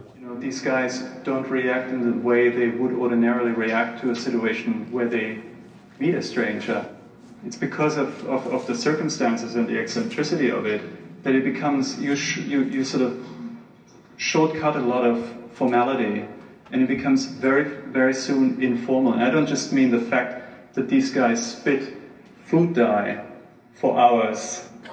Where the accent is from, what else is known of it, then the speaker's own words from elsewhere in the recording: New York, United States; moved away; I'm, I'm from New York originally